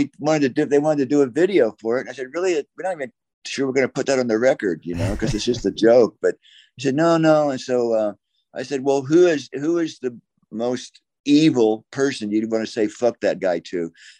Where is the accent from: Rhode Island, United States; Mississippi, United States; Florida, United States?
Florida, United States; I grew up in Florida, you know, as Tom did.